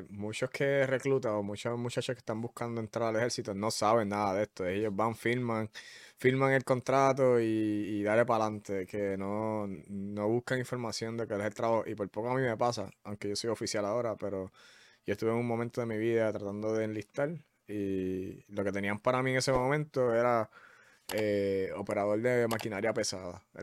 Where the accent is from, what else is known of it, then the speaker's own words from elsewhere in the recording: Carolina, Puerto Rico; Carolina, Carolina, de ahí es que yo soy.